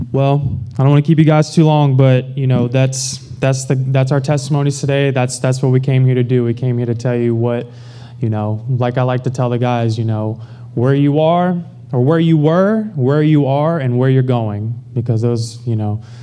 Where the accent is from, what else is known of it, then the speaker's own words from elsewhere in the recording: Baton Rouge, Louisiana, United States; moved away as an adult; now in Houston, United States; I grew up in Baton Rouge, Louisiana